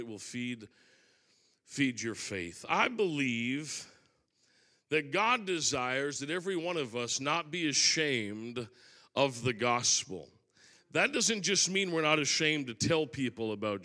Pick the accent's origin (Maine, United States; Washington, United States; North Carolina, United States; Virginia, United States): Maine, United States; I'm from Maine